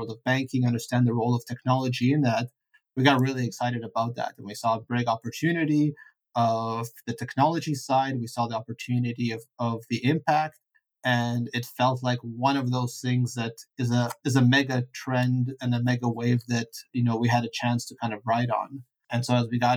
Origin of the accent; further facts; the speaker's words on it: Vancouver, British Columbia, Canada; English is a second language; moved away as an adult; also born or lived in Ukraine / Italy / Pittsburgh, United States; I grew up in Vancouver. I went to school there.